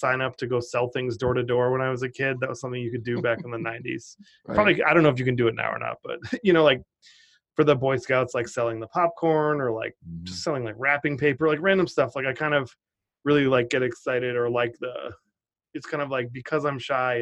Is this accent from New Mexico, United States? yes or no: no; Cotuit, Massachusetts, United States; I grew up on Cape Cod, Massachusetts, in a tiny town called Cotuit